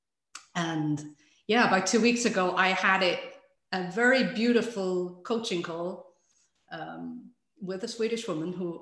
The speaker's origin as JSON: {"language": "English", "country": "Ireland", "moved": "yes", "lives_now": "Sweden", "said": "I'm Irish, but living in Sweden"}